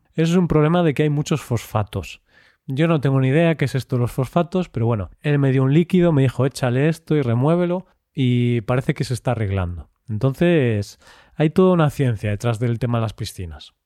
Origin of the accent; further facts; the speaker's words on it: Vigo, Galicia, Spain; en Vigo, en mi ciudad natal, en España